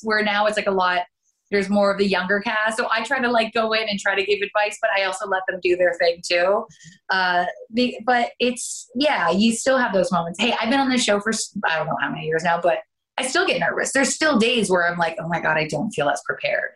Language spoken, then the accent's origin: English; Canada; accent: Canadian; moved away as an adult; now in United States; I am originally from Canada and I ended up coming down for pilot season